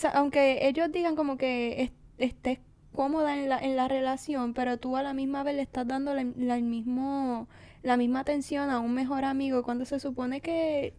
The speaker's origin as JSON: {"language": "Spanish", "country": "Puerto Rico"}